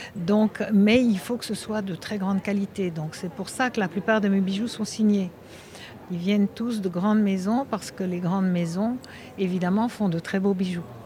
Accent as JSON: {"language": "French", "country": "Belgium", "moved": "yes", "lives_now": "Monaco", "said": "je suis belge"}